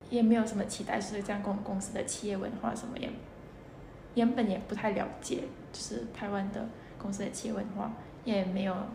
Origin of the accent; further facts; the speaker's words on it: Indonesia; Chinese is a second language; moved away as an adult; now in Taiwan; 我是来来自印尼，